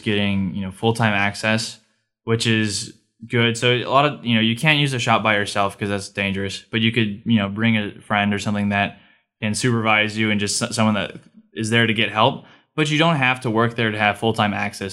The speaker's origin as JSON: {"language": "English", "region": "California", "country": "United States", "moved": "as an adult", "said": "I'm from California"}